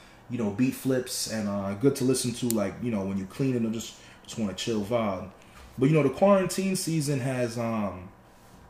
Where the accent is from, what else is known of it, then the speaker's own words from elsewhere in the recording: United States; also born or lived in Binghamton / Jamaica (ancestry); growing up here in the States